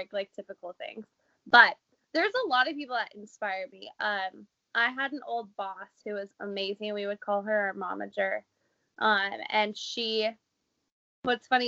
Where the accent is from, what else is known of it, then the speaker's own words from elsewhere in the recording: Portland, Oregon, United States; I grew up in Portland